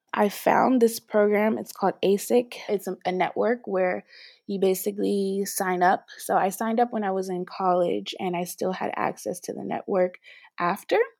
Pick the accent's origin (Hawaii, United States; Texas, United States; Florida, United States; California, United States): California, United States; Los Angeles; moved away as an adult; also born or lived in New York; now in Paris, France; I'm originally from Los Angeles, California, and I left L A actually when I was eighteen to go to university